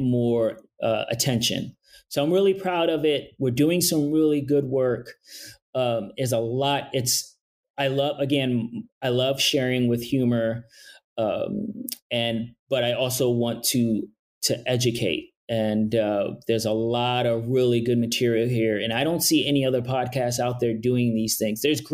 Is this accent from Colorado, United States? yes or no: no; New York City, New York, United States; I'm from New York City. I'm from Brooklyn